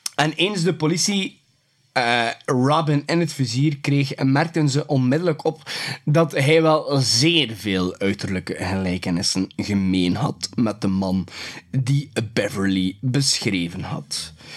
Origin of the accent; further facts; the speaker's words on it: West Flanders, Belgium; bij ons in West-Vlaanderen